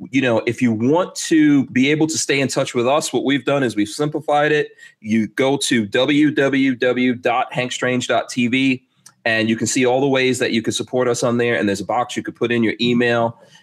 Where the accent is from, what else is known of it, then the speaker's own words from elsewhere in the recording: New York City, New York, United States; Yes, I grew up between a rock and a hard place in Far Rockaway. I am indeed from Far Rockaway.